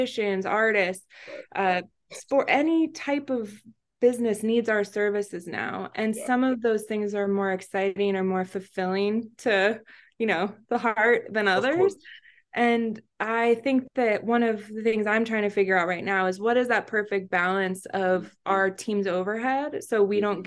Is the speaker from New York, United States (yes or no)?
no; Florida, United States; now in Miami, United States; I grew up in Florida, but we relocated during the pandemic